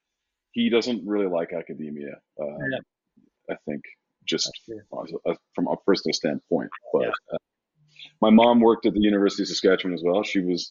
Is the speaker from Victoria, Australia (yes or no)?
no; Sydney, New South Wales, Australia; born there; Well, I was born in Sydney, Australia.